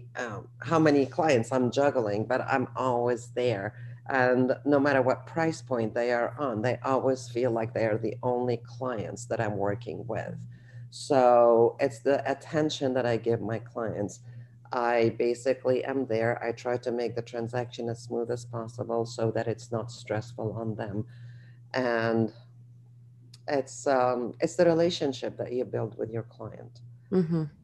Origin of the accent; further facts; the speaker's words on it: Alexandria, Alexandria Governorate, Egypt; now in Washington, D.C., United States; I grew up in Egypt in Alexandria and the beach